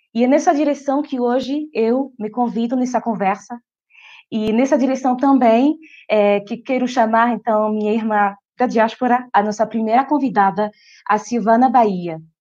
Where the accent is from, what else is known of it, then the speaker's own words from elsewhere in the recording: France; Portuguese is a second language; Eu não sou brasileira, gente, ninguém perfeito, eu sou francesa.